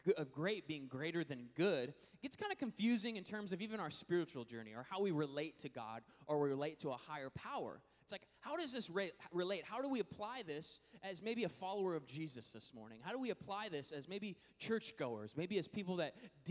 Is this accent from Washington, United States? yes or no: yes; Washington, United States; moved away; Washington, which is actually my home state